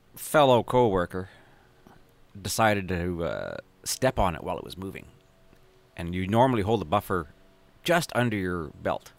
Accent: St. Albert, Alberta, Canada; moved away; also born or lived in Edmonton, Alberta; Grew up in Saint Albert, Alberta, which is where, north of Edmonton by about one skip

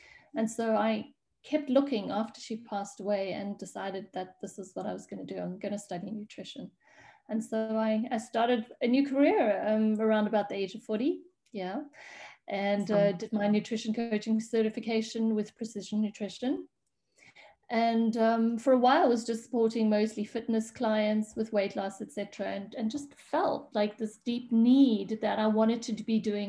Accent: South Africa; moved away as an adult; now in Switzerland; I'm actually a South African, and I moved away from South Africa about 13 years ago

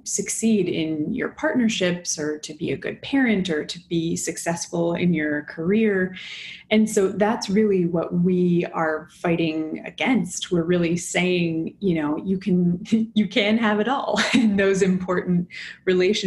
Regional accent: Los Angeles, California, United States; moved away; also born or lived in Boston / New York; I'm from Los Angeles originally

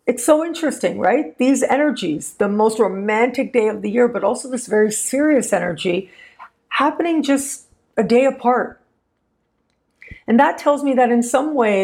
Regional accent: Canada; being Canadian

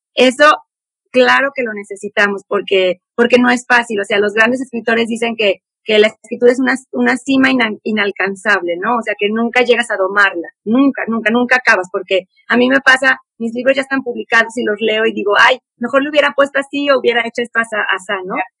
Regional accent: San Luis Potosí, Mexico; also born or lived in Puebla, Mexico; yo nací en Puebla y nos fuimos a vivir, nos venimos a vivir a San Luis Potosí

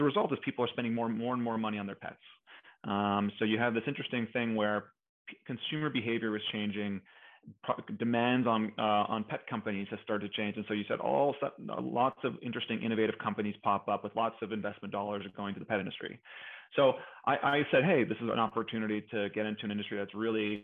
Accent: Montreal, Quebec, Canada; So I'm from Canada. I grew up in Montreal

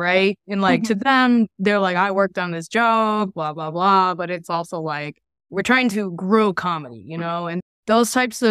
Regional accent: Puyallup, Washington, United States; No, we're from Puyallup.

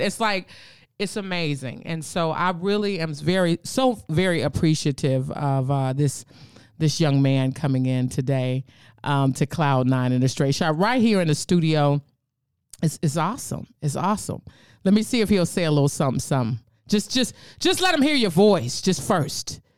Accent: San Francisco, California, United States; I'm from San Francisco.

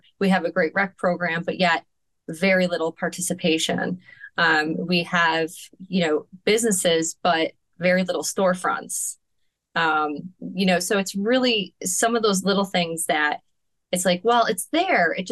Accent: Finger Lakes region, New York, United States; also born or lived in Canandaigua, New York / Honeoye Falls, New York / Lima, New York / Monroe County, New York; now in Marion, United States; I grew up in the Finger Lakes region my whole life

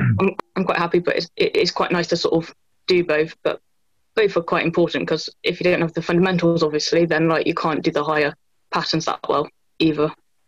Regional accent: Bristol, South West England, United Kingdom

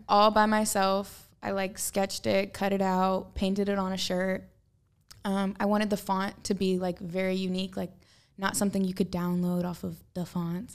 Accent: Portland, Oregon, United States; I'm from Portland, which is like very earthy and organic and like reuse, reduce, recycle

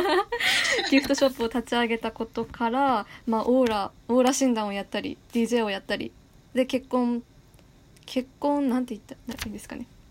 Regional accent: Yamagata, Japan; 私の出身地山形県の方言

